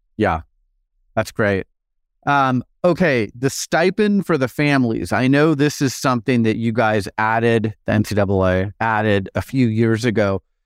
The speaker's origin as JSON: {"language": "English", "town": "Phoenix", "region": "Arizona", "country": "United States", "tie": "born or raised there", "said": "Phoenix, my hometown"}